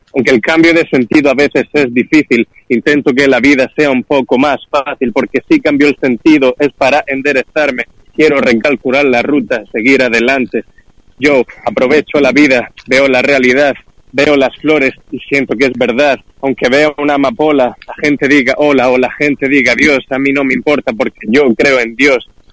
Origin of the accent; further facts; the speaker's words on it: Murcia, Region of Murcia, Spain; en Murcia, la ciudad de donde yo soy